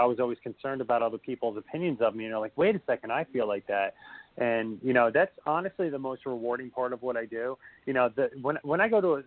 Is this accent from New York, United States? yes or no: no; Union, New Jersey, United States; we grew up in Union, New Jersey